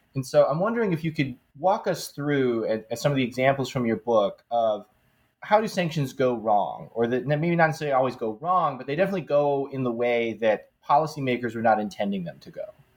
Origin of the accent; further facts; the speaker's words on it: United States; as an American